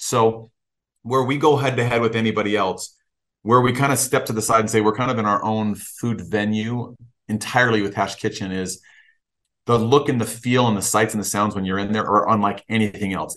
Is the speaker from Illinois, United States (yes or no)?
yes; Chicago, Illinois, United States; I was born and raised in Chicago